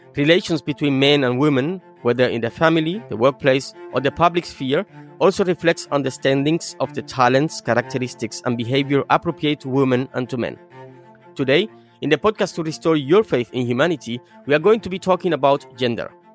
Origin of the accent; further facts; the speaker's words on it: Cuba; first language Spanish; English is a second language; "My mother tongue is Spanish," since I'm a Cuban